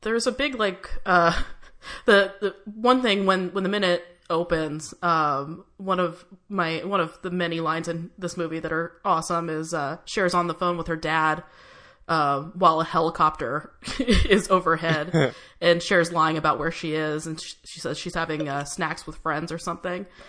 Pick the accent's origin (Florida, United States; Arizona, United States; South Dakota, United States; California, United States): California, United States; San Diego; I grew up in San Diego, which is a couple hours south